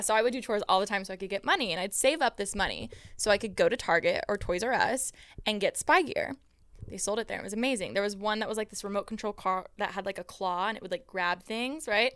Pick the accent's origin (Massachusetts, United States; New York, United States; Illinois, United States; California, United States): California, United States; Moreno Valley; growing up in Moreno Valley